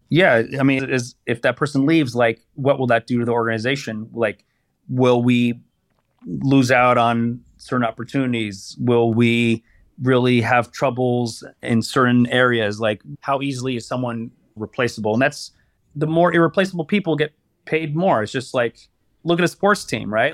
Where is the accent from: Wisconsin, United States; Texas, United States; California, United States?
California, United States; Los Angeles; I'm born and raised in Los Angeles, sort of boring, never left L